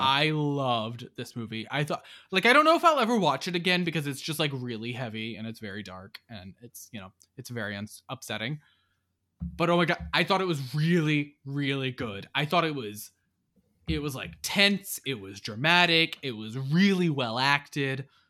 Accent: United States

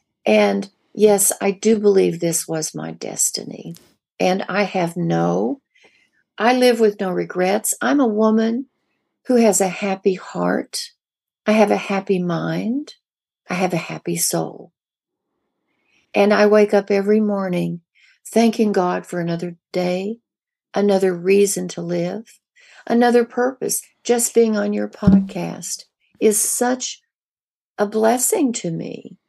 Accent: the Ozarks, United States; I grew up in the Ozarks. We were poor.

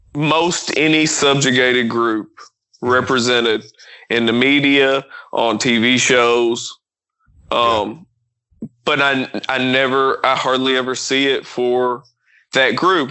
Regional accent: Kentucky, United States; I'm from Kentucky

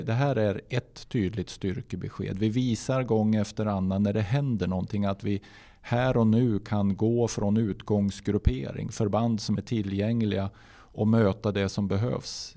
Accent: Gnarp, Gävleborg County, Sweden; also born or lived in Hudiksvall; Gnarp är ju min födelsort och eh, det är där jag är uppvuxen

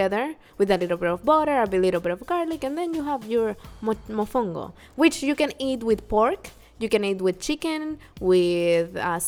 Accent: Puerto Rico; Even though I grew up in Puerto Rico and I lived with my grandparents and then my grandmother for a while.

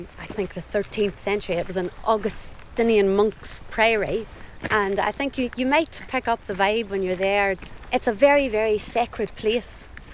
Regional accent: Dungiven, Northern Ireland, United Kingdom; now in Somerset, United Kingdom; This is my hometown, yes.

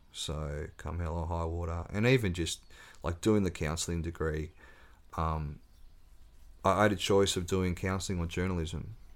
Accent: Ridgley, Tasmania, Australia; growing up on the North West Coast, little boy from the country

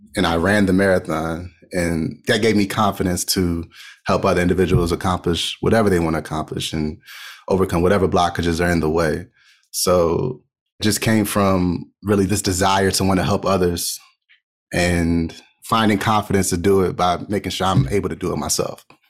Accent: Montgomery County, Maryland, United States; I grew up in Montgomery County, Maryland.

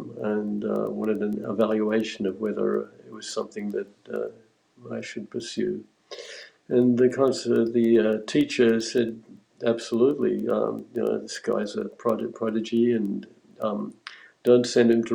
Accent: Australia; moved away as an adult; also born or lived in Sydney; now in Canada; growing up in Australia, I went through a whole trajectory of playing in blues bands and jam bands

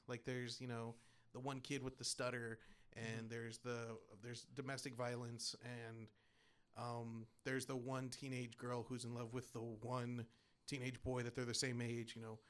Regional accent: Texas, United States; born or raised there

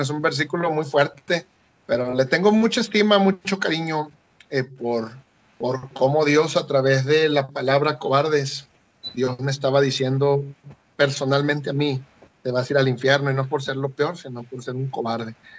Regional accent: Tapachula, Chiapas, Mexico; moved away as an adult; now in Ecuador; yo soy de, de México, soy chiapaneco, yo nací en Tapachula, Chiapas, un lugar de, en la frontera, a 20 minutos de la frontera con Guatemala. Crecí ahí.

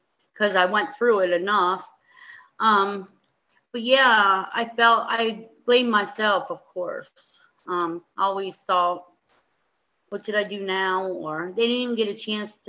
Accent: East Berlin, Pennsylvania, United States; also born or lived in Perry County, Pennsylvania / Lancaster, Pennsylvania; I grew up in East Berlin, Pennsylvania

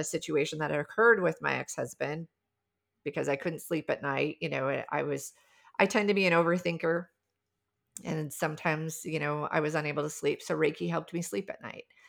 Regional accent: South Dakota, United States; I grew up in the Midwest, I grew up in South Dakota

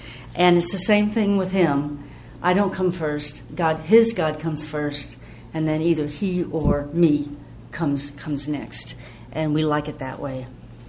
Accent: Georgia, United States; I grew up in OA in Georgia, and we'd go to retreats.

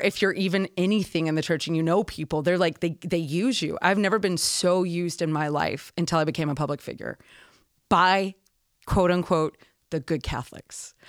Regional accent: Houston, Texas, United States; I'm from Houston

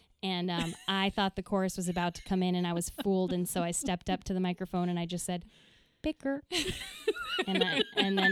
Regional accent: Minnesota, United States; moved away; I'm from Minnesota

